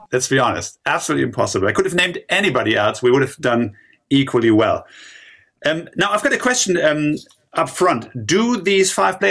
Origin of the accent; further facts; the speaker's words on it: Germany; I was born in Germany, in the very west, close to the Dutch border.